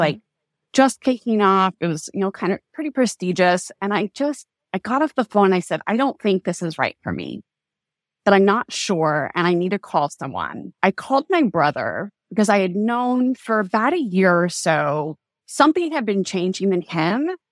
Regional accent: Kansas, United States; I was born and raised in Kansas, in kind of like the heartland of the U S, in a small town of about five thousand people

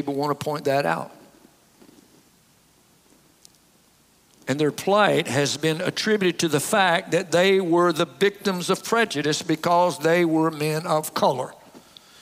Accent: the South, United States; I grew up in the South

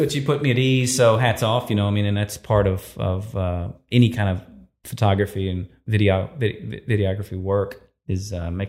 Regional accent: Livingston, Texas, United States; some friends of mine that I grew up with in Livingston, Texas, Brad and Chad Womack

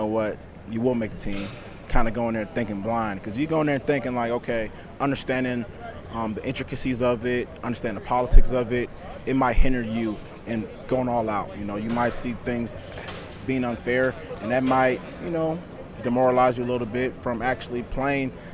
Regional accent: Los Angeles, California, United States; moved away; also born or lived in Hawaii; Growing up in Crenshaw, South Central LA.

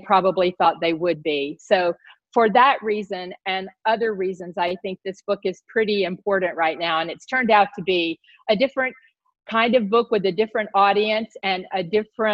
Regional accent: the South, United States; I grew up in the South. I grew up in the southern part of the United States

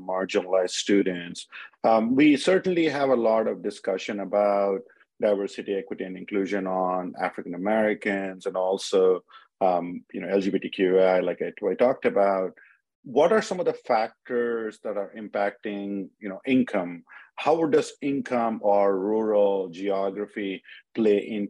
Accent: India; moved away as an adult; also born or lived in Illinois, United States; now in United States; I grew up in India, but I came to States in 24 years ago to University of Illinois

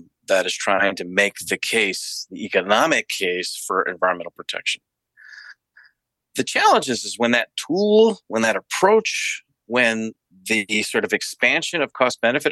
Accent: United States; my own upbringing in the United States

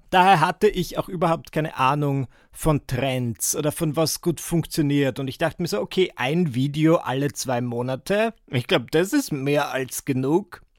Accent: Müllendorf, Burgenland, Austria; Also ich bin aus Müllendorf im Burgenland und die Anna ist aus Mörbisch.

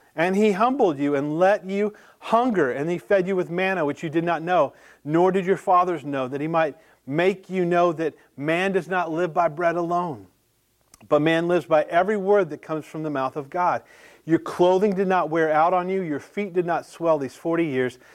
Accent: the South, United States; growing up in the South

